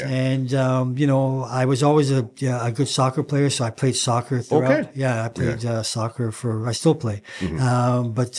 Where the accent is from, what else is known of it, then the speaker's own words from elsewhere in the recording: England, United Kingdom; moved away; I came from England. You know, I didn't know the trends or styles. You know, I came over and, you know, they bought me all the wrong things.